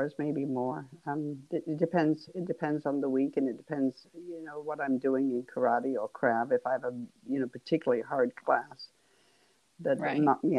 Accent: England, United Kingdom; but you probably gathered I'm from England. And we played hockey.

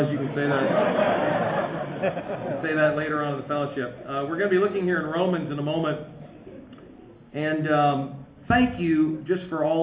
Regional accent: United States; accent: American

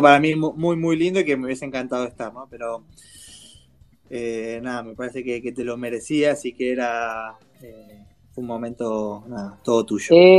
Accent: Argentina; somos más argentinos que españoles

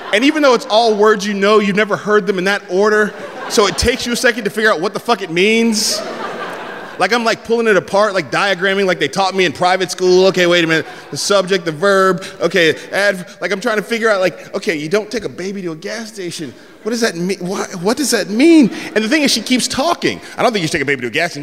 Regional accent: San Francisco, California, United States; I'm from San Francisco

